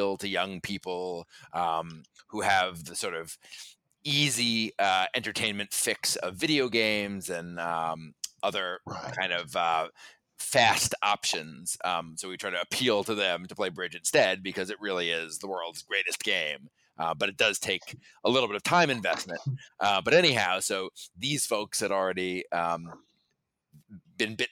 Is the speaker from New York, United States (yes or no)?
yes; New York City, New York, United States; I grew up in New York City, actually, on Roosevelt Island